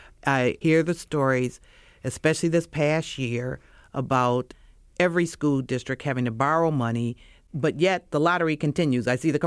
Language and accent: English; Chicago, Illinois, United States; now in Naperville, United States; from Naperville, Illinois, but originally from Chicago, grew up in Chicago.